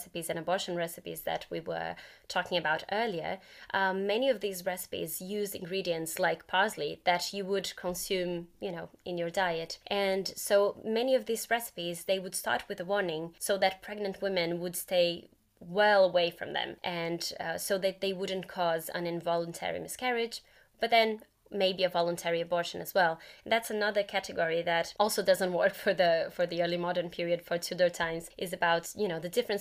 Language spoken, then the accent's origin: English; Brazil; moved away; I'm originally from Brazil